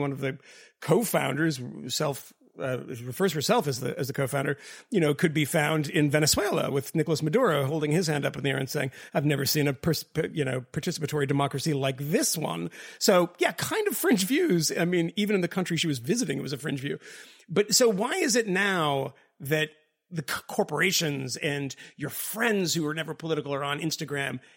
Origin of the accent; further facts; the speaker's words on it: Boston, Massachusetts, United States; moved away; also born or lived in England; I'm from Boston